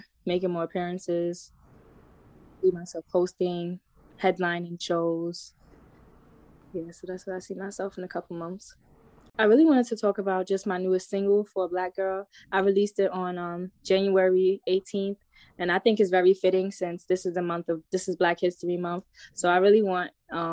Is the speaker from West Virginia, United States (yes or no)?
no; New York City, New York, United States; now in Atlanta, United States; I grew up in the Bronx, New York.